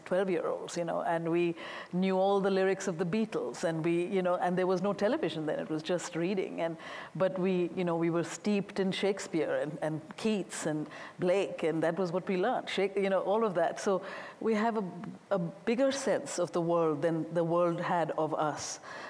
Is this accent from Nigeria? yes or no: no; India; when you're growing up in India in the 60s and 70s